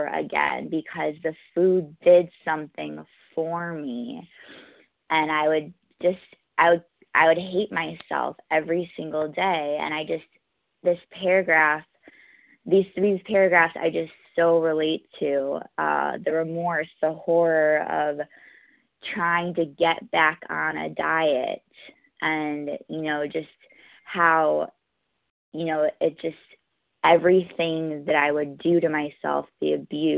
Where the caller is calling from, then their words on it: New York, United States; I'm calling from New York